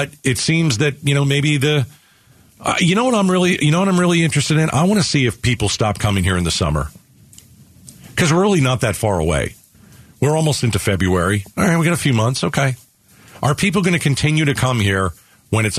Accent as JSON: {"language": "English", "region": "New York", "country": "United States", "tie": "born or raised there", "also_born_or_lived": "New Jersey", "moved": "yes", "said": "I'm from New York"}